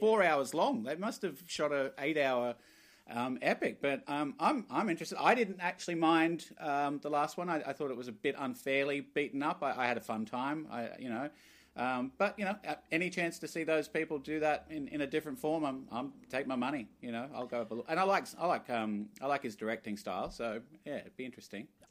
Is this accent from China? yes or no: no; Glasgow, Scotland, United Kingdom; born in Glasgow